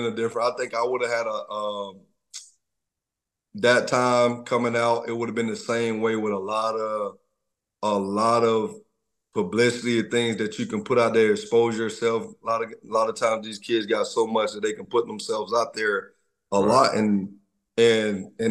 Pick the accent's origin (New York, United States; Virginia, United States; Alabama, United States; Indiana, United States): Alabama, United States; Troy; I'm from Troy, Alabama, I'm a country boy